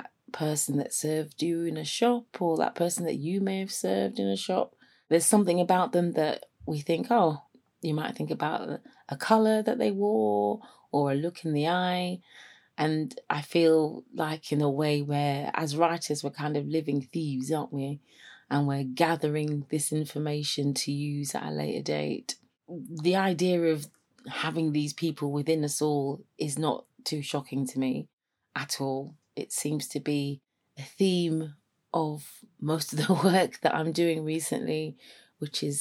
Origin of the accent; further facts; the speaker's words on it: London, United Kingdom; moved away as an adult; now in Sheffield, United Kingdom; I am from London. I came up to Sheffield to go to uni and never went back